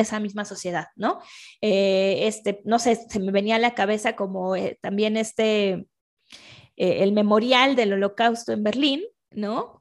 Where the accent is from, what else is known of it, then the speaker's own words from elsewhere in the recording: Mexico; yo soy mexicana